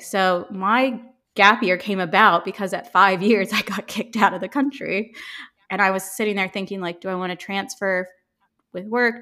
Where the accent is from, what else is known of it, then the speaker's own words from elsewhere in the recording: Ohio, United States; accent: American; moved away as an adult; also born or lived in Chicago / London; I grew up in Ohio, and then I lived in Chicago after college, and then I transferred to London with my company